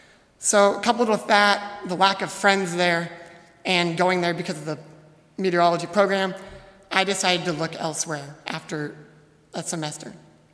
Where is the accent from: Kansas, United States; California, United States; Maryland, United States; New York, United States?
Kansas, United States; Hesston; moved away as an adult; now in Goshen, United States; I'm a fifth-year elementary education major. I'm from Heston, Kansas, where I lived for the first 20 years of my life.